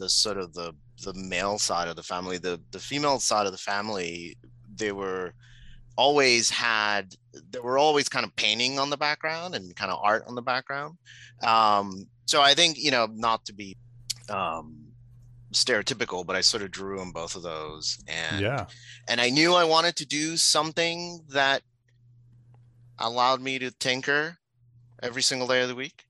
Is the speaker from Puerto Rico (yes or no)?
yes; Puerto Rico; moved away; I'm originally from Puerto Rico. I was born and grew up there.